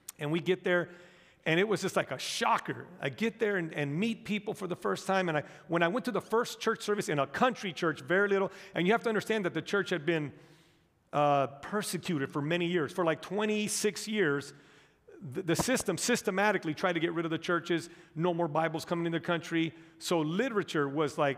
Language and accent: English; United States; I was born and raised here in the United States of America.